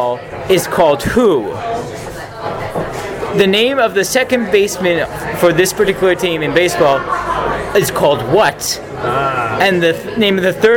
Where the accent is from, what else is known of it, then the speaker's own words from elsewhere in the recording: United States; moved away as an adult; now in United Kingdom; I'm American. I'm Italian in blood.